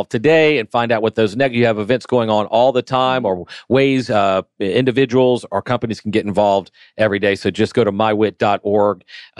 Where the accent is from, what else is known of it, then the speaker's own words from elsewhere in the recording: Atlanta, Georgia, United States; I'm born and raised in Atlanta as well.